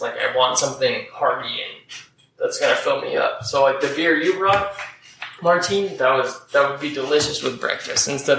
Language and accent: English; East Coast, United States; I've known Founders, and I'm from the East Coast.